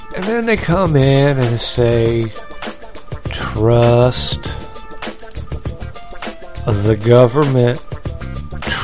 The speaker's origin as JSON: {"language": "English", "region": "West Virginia", "country": "United States", "tie": "born or raised there", "said": "I grew up in West by God, Virginia"}